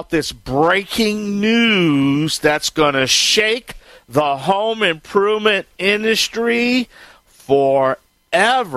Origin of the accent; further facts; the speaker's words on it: Bayou Land, Louisiana, United States; I am the Cajun man from the Bayou Land